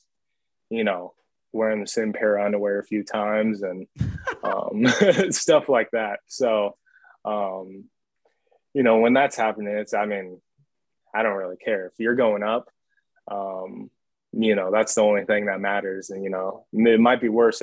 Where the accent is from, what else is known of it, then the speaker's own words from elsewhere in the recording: the Northwest, Pacific Northwest, United States; I'm from the Northwest.